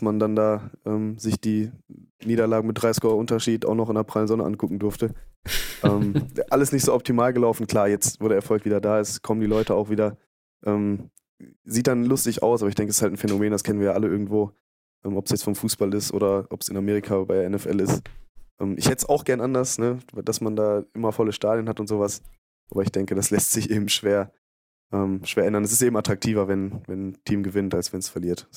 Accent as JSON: {"language": "German", "town": "Bielefeld", "region": "North Rhine-Westphalia", "country": "Germany", "said": "ich komme aus Bielefeld"}